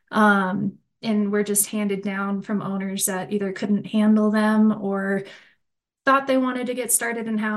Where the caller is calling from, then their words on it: Colorado, United States; So, I'm joining from Northern Colorado. Um, I'm on the front range here of Colorado